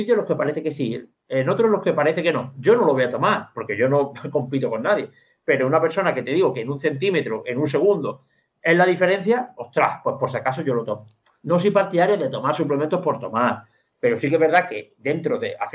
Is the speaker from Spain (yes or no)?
yes; Andalusia, Spain; Yo, como buen andaluz